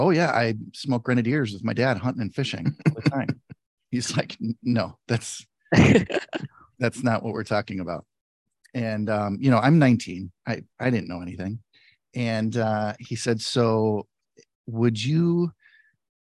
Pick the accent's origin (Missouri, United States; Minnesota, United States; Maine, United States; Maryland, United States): Minnesota, United States; Twin Cities; I'm from the Twin Cities area, Minnesota